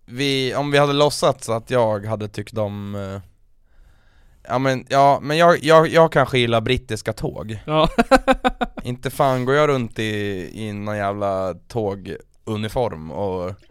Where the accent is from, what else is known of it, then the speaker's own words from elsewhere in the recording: Motala, Östergötland, Sweden; men jag kommer från Motala.